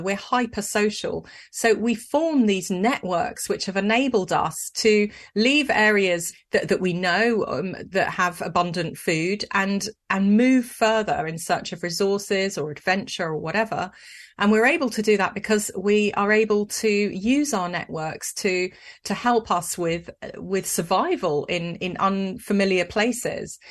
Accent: Scotland, United Kingdom; I was born in Scotland

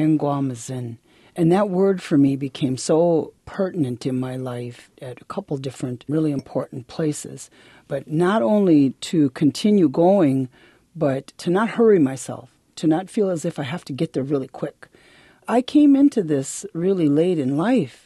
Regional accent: Milwaukee, Wisconsin, United States; also born or lived in Bad River, Wisconsin / Michigan; I was born there, but I was raised in Milwaukee primarily, and then back and forth between Milwaukee and a little bitty village in Michigan.

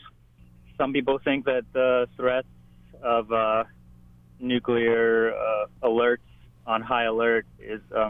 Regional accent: Alaska, United States; moved away as an adult; also born or lived in Ukraine / Honokaa, Hawaii; now in Hilo, United States; we actually immigrated to Alaska first, and so the first 14 years I grew up in Alaska

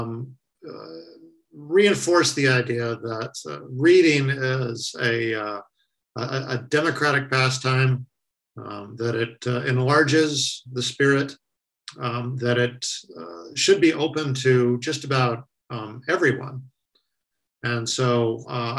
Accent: Arizona, United States; my home state of Arizona

